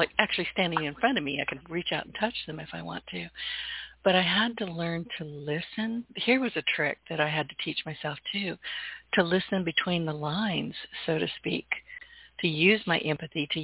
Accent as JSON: {"language": "English", "region": "the South", "country": "United States", "said": "I'm a Southerner"}